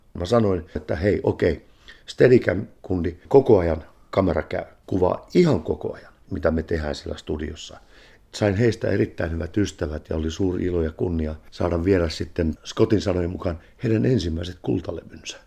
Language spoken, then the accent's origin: Finnish; Finland